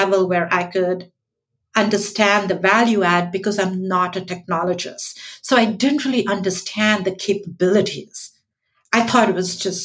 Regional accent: New York City, New York, United States; I'm from New York

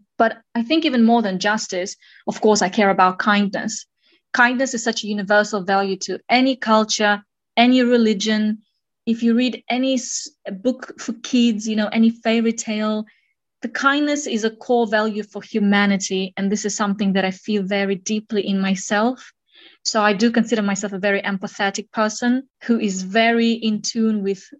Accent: Kazakhstan; I was born in Kazakhstan in a small city named Jaskazgan, but my family moved quite a bit. And at different points of my life, I lived in southern, central, and northern parts of Kazakhstan

